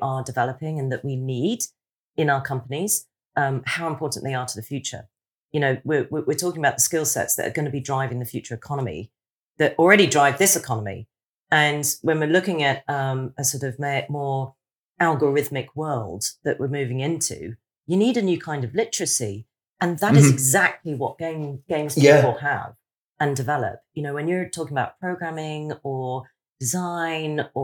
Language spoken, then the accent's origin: English; Hong Kong; moved away; I grew up in Hong Kong